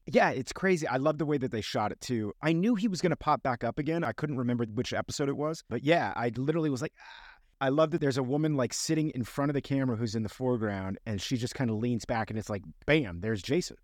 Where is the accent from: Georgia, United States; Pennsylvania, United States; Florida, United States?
Florida, United States; Miami; I grew up in Miami